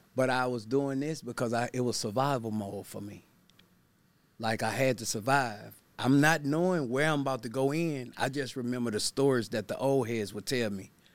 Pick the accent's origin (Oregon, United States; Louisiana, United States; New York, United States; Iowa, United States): Louisiana, United States; Baton Rouge; I'm from Baton Rouge, Louisiana